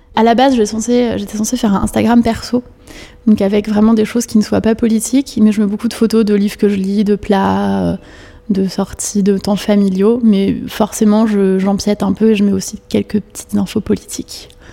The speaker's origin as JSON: {"language": "French", "town": "Paris", "region": "Île-de-France", "country": "France", "tie": "born or raised there", "said": "née le 18 novembre 1982 à Paris, 13e"}